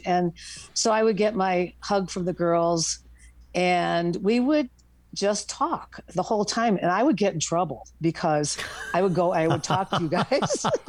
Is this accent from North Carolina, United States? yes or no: no; Boulder, Colorado, United States; I'm from Boulder, Colorado.